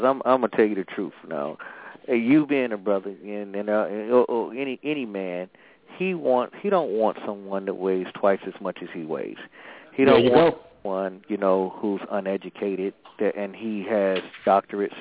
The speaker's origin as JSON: {"language": "English", "town": "Atlanta", "region": "Georgia", "country": "United States", "said": "I'm from Atlanta, and a lot of people down there, they into the chitlins"}